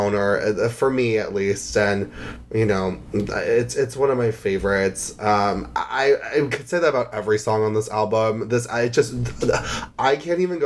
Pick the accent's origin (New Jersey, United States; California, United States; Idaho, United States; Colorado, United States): New Jersey, United States; I'm from North Jersey